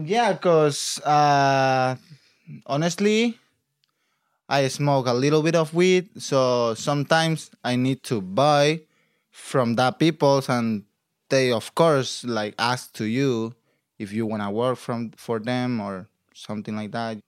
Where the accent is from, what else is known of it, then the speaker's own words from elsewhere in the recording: Acapulco, Guerrero, Mexico; English is a second language; moved away as an adult; now in California, United States; I'm from Acapulco, Mexico, like, by Guerrero State